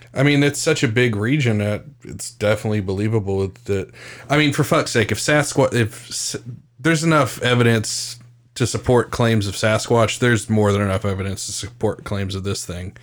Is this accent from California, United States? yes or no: no; West Virginia, United States; I'm from West Virginia